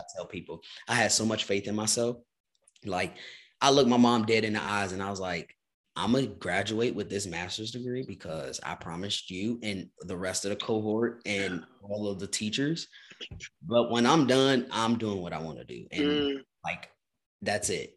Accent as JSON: {"language": "English", "town": "Chicago", "region": "Illinois", "country": "United States", "moved": "yes", "lives_now": "Lawrence, United States", "said": "I'm from Chicago, Illinois originally. So mm. Midwest is home"}